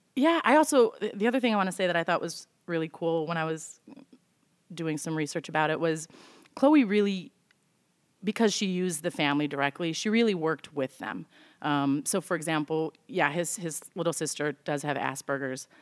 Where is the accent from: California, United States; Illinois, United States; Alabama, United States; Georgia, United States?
Illinois, United States; Evanston; now in Chicago, United States; I grew up in Evanston, live in Chicago.